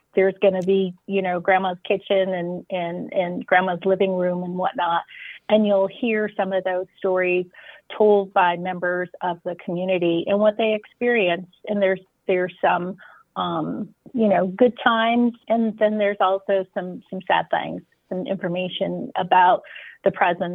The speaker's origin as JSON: {"language": "English", "town": "Boulder", "region": "Colorado", "country": "United States", "tie": "born or raised there", "said": "I was born in Boulder"}